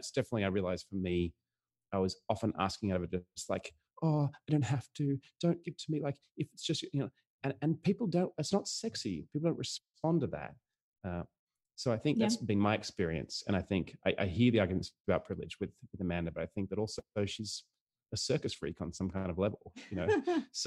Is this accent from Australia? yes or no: yes; Australia; I grew up pretty poor and I grew up in Australia.